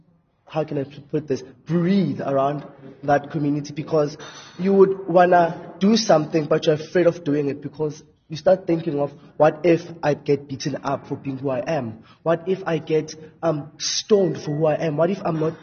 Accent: Kempton Park, Gauteng, South Africa; from Kempton Park

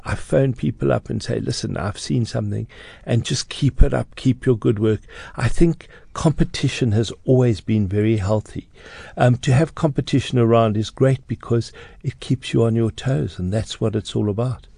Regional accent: Johannesburg, Gauteng, South Africa; I grew up in Johannesburg

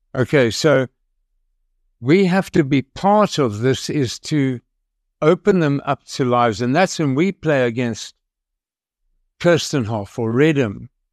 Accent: South Africa; I'm a South African

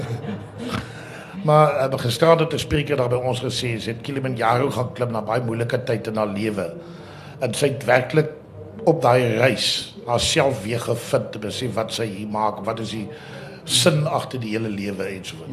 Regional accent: Karoo, South Africa; ek wat in die Karoo groot geword

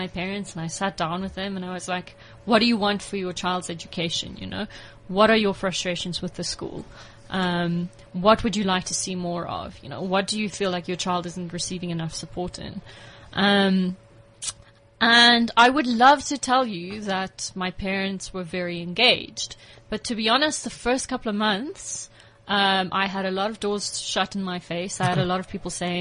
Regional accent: Pretoria, Gauteng, South Africa; I'm not from Jeppestown. Okay. I'm an Afrikaans girl from Pretoria.

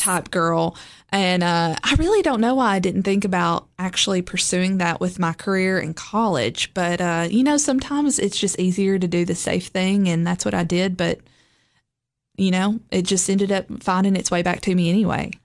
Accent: Lebanon, Tennessee, United States; also born or lived in Gordonsville, Smith County, Tennessee / Cookeville, Tennessee; I grew up in Lebanon, Tennessee, which is just, like, forty-five minutes from here. Um, also kind of half grew up in Smith County as well in the Gordonsville area.

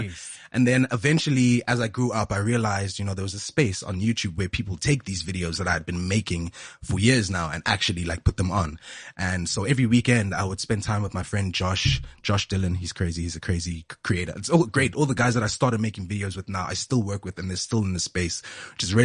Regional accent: Johannesburg, Gauteng, South Africa; moved away as an adult; now in Cape Town, South Africa; I grew up in the same hood. I was raised in Randburg

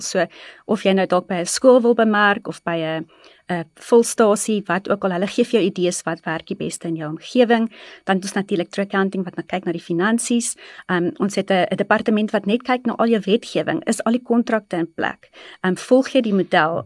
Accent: East Rand, Gauteng, South Africa; ek is gebore in die Oosrand, altyd in die Oosrand gebly en daar grootgeword.

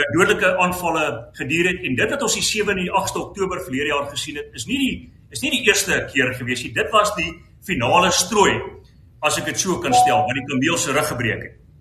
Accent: South Africa; ons as Suid-Afrikaners

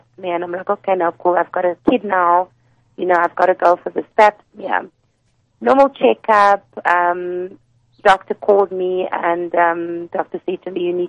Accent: Pretoria, Gauteng, South Africa; I'm from Pretoria, so I used to work very closely with the Pretoria office

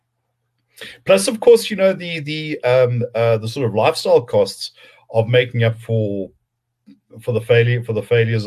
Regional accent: South Africa; being a South African.

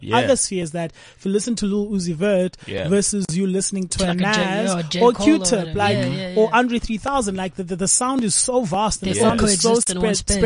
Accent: South Africa; as South Africans

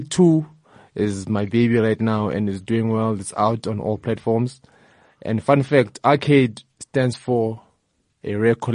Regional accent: Soweto, Gauteng, South Africa; Uh, like I mentioned, I'm from Soweto. Soweto is very diverse, you know, from the ethnic groups, the music that we listen to.

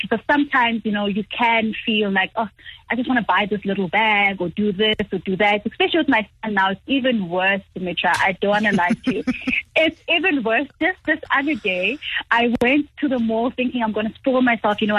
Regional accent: Johannesburg, Gauteng, South Africa; So I still work with a lot of women my hometown, where I am in Johannesburg at the moment, it's just a continuous thing.

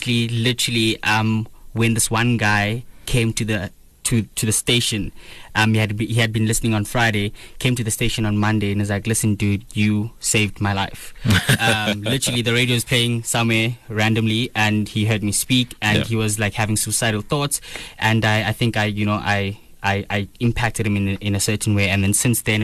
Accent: East London, Eastern Cape, South Africa; moved away as an adult; now in Johannesburg, South Africa; I'm from the Eastern Cape in East London. Moved up here literally 3 years ago.

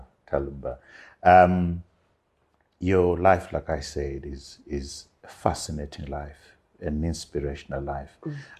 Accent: Bulawayo, Zimbabwe; I grew up in Bulawayo, the city, in Magwegwe

